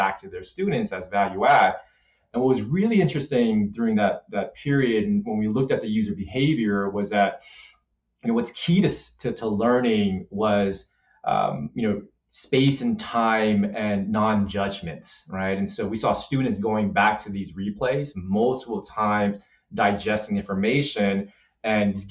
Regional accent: Los Angeles, California, United States; I grew up in South Central LA.

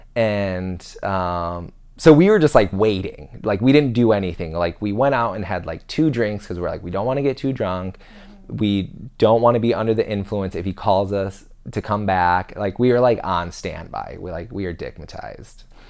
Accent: United States; we're American

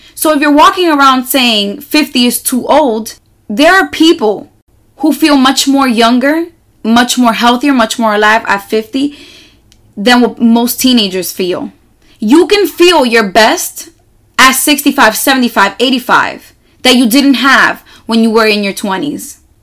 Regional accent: New York City, New York, United States; I am from New York City and I live on one of the loudest neighborhoods in all of Manhattan

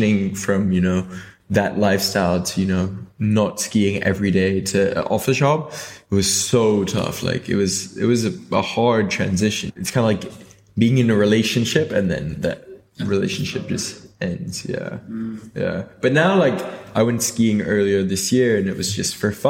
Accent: Hong Kong; also born or lived in United Kingdom; I'm from, like, born and raised in Hong Kong

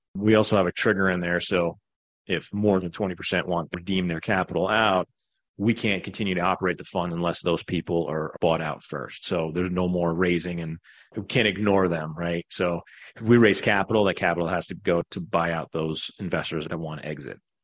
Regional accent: Long Island, New York, United States; moved away as an adult; now in Greenville, United States; I was born in New York, Long Island, grew up there, middle class family

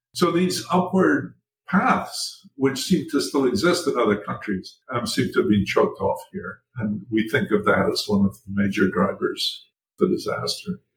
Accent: Scotland, United Kingdom; Scotland, where I was born and grew up.

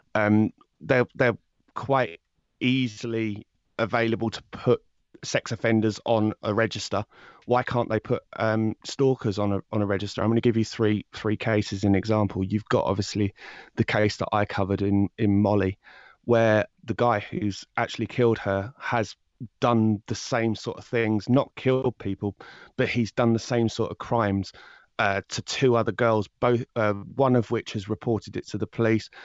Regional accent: High Wycombe, South East England, United Kingdom; I'm from High Wycombe in, um, England

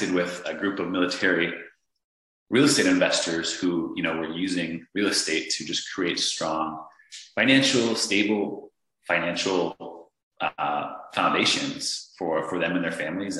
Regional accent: Northern Virginia, United States; I was just a simple guy from Northern Virginia. I grew up with a family of six

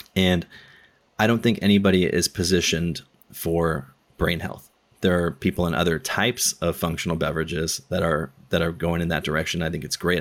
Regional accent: Southern California, United States; I'm from SoCal

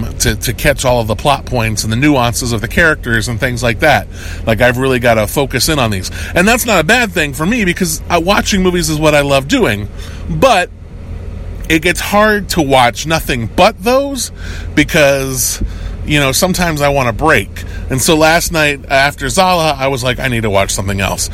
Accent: United States; I'm an American

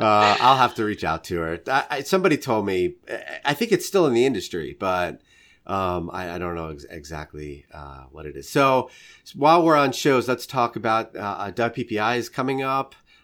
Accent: New York, United States; He's a Southern guy. I'm a New Yorker. Like, we would never be friends under any normal circumstance.

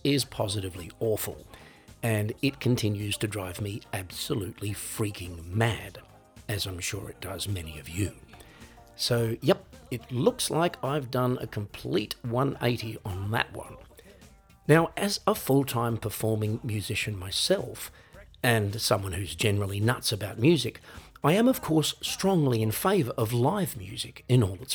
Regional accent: Australia; moved away as an adult; now in Europe; growing up in Australia

